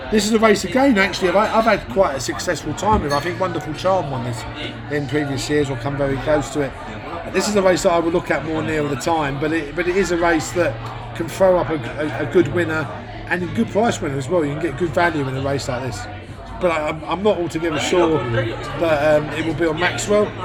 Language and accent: English; Ireland; well, I'm Irish